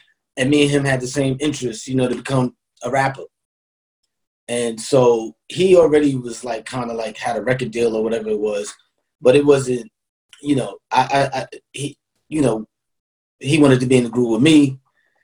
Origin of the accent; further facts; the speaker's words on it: New York City, New York, United States; I moved to Queensbridge when I was about like 6 years old